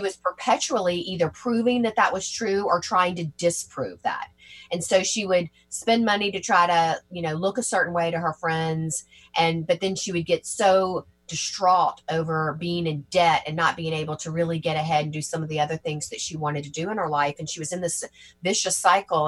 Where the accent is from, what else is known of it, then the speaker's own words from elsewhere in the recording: Georgia, United States; moved away as an adult; also born or lived in Tennessee; now in New York, United States; I'm originally from Georgia and have um, and grew up in and around in Georgia and Tennessee and moved to New York back in 1998